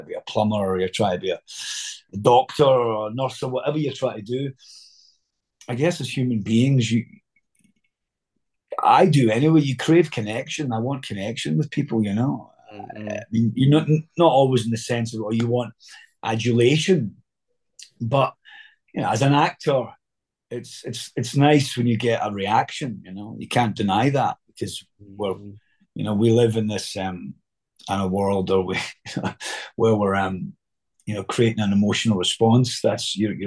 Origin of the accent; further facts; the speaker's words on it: Scotland, United Kingdom; accent: Scottish; just doing it in my own accent. So it was like a Scottish Benedict